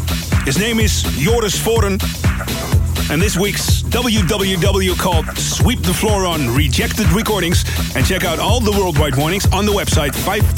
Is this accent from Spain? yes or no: no; Amsterdam, North Holland, Netherlands; from my hometown